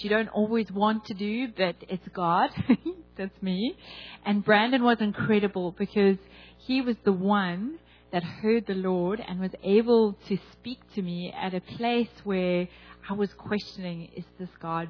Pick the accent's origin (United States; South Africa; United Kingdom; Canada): South Africa; I am from South Africa